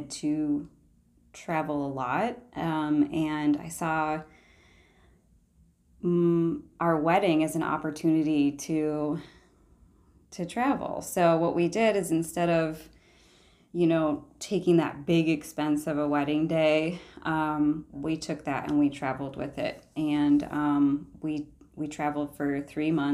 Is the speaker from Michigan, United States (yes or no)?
yes; Shelby Township, Michigan, United States; I grew up in Shelby, Shelby